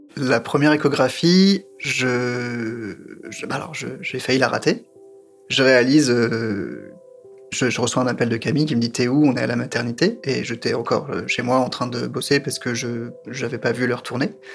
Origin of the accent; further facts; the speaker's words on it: France; je suis français